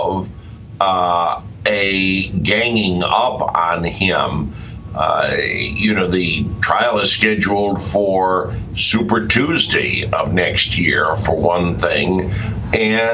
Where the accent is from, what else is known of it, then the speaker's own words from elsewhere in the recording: Connecticut, United States; now in Washington, D.C., United States; my home state of Connecticut